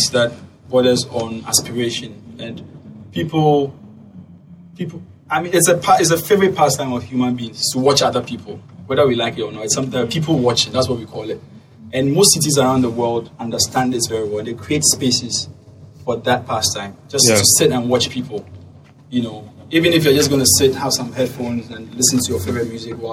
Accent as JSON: {"language": "English", "town": "Accra", "region": "Greater Accra", "country": "Ghana", "tie": "born or raised there", "said": "I grew up in Osu."}